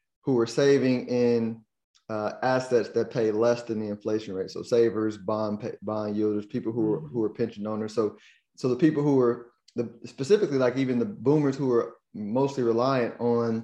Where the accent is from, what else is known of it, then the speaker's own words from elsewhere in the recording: United States; me as an American